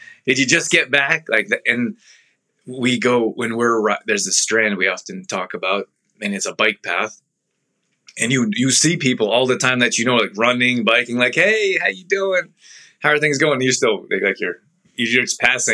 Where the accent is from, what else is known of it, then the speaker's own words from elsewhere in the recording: Calgary, Alberta, Canada; moved away; grew up in Calgary